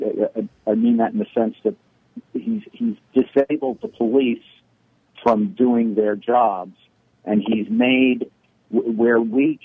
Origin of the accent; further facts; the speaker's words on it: New York City, New York, United States; I grew up in the Bronx in the 60s and 70s.